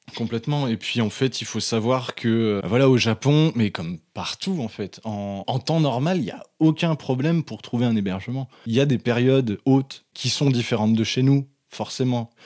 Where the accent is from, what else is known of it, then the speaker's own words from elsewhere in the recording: Mâcon, Bourgogne-Franche-Comté, France; la bibliothèque municipale de Macon là où j'ai grandi